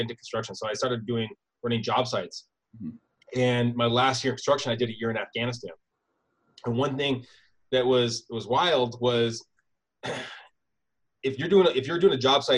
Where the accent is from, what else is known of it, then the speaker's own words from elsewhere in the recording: San Diego, California, United States; born there; I was born in San Diego, moved around a lot.